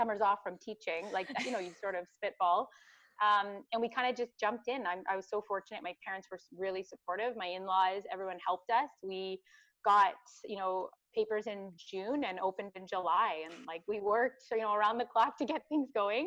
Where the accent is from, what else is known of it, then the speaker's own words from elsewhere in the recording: Midland, Ontario, Canada; So I'm born and raised in Midland. I grew up in Midland.